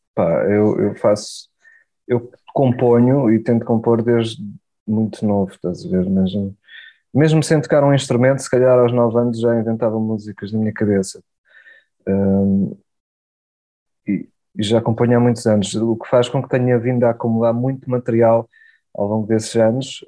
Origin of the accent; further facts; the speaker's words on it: Portugal; falo português, sou português